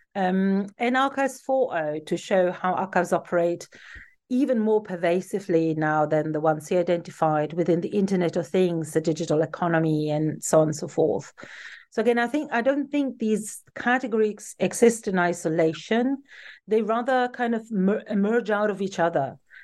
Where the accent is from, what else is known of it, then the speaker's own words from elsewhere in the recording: Turin, Piedmont, Italy; moved away as an adult; I was born in Turin in Italy, um, where I also grew up and lived until I was in my mid-twenties